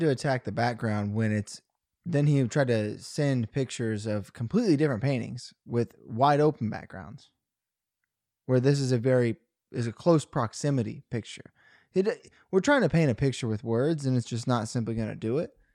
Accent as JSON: {"language": "English", "town": "Rockport", "region": "Missouri", "country": "United States", "moved": "as an adult", "lives_now": "Columbia, United States", "said": "I was driving home from Columbia to Rockport"}